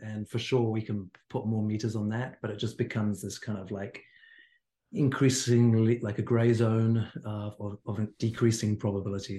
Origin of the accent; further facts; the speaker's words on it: Hawke's Bay, New Zealand; moved away; I'm from the Bay as well